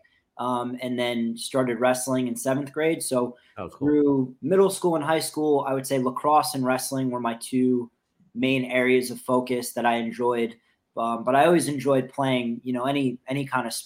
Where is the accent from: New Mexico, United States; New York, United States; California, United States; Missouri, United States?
New York, United States; Rockland County; moved away as an adult; also born or lived in Pennsylvania / Queens, New York; now in Virginia, United States; I grew up in Rockland County, New York, which is like a suburb of Manhattan.